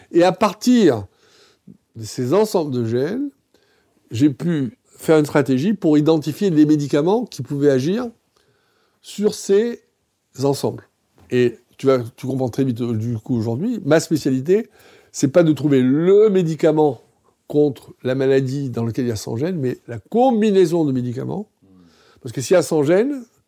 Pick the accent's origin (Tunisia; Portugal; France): Tunisia; moved away; je suis né en Tunisie